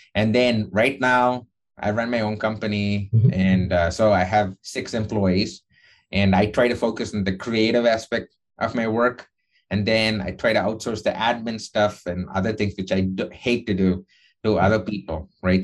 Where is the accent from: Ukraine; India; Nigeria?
India; moved away as an adult; now in United States; when I was growing up in India